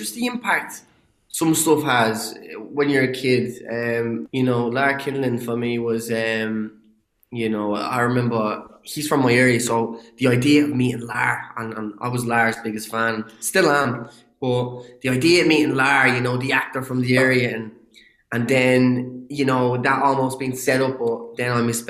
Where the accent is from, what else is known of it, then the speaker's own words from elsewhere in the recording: Ireland; accent: Irish; I get to use my own accent. Now, I had to tamper the accent a little bit for, you know, to understand, for people to understand me a bit better. But, you know, that identity of being an Irish